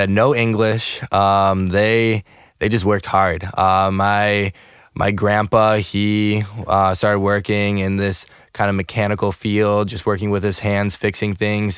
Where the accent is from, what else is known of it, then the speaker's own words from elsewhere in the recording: Chicago, Illinois, United States; moved away as an adult; also born or lived in Russia (ancestry); now in St. Louis, United States; I'm I'm originally from Chicago suburbs.